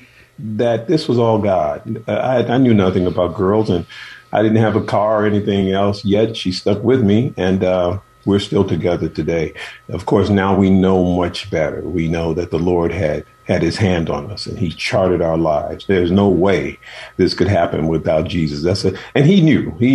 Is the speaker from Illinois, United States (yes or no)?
yes; Chicago, Illinois, United States; moved away as an adult; also born or lived in Oakland / San Francisco; I'm from Chicago, and my mother and father had 13 children, and I was the last of the 13